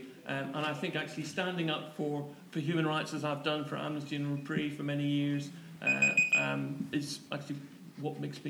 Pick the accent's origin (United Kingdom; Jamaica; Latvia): United Kingdom; Northern Ireland; Makes me think back to my roots because I grew up in Northern Ireland during the Troubles